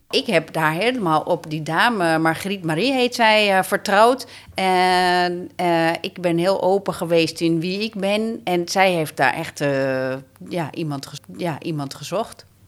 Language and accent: Dutch; Amsterdam, North Holland, Netherlands; Ik woon mijn hele leven al in Amsterdam.